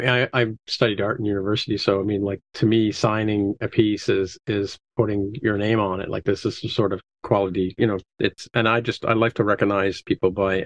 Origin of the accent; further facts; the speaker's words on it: Canada; I'm Canadian